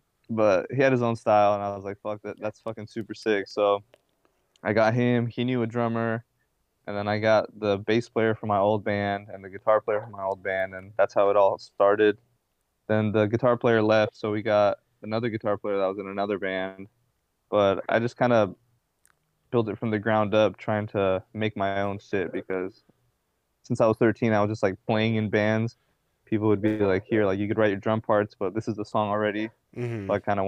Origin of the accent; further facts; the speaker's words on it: Tequila, Jalisco, Mexico; I'm from Jalisco. I was born in Tequila, Jalisco.